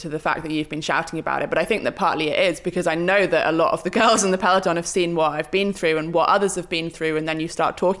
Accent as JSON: {"language": "English", "town": "Malvern", "region": "West Midlands", "country": "United Kingdom", "tie": "born or raised there", "also_born_or_lived": "Sheffield", "moved": "yes", "said": "I did grow up in Malvern"}